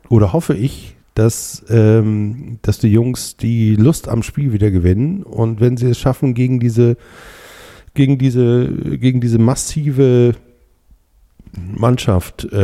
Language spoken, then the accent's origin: German; Germany; also ich bin ja hier aufgewachsen, ne? hier, hier oben in, in der Nähe von Hamburg und ähm, in einem kleinen Fischerdorf